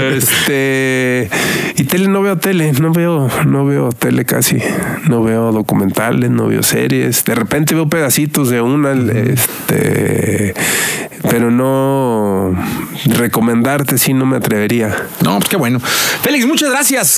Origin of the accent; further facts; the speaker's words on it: Mexico; somos el país de América Latina que más consume radio y digital